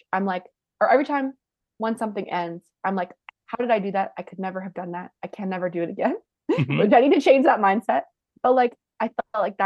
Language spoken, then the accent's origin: English; Canada; we're Canadian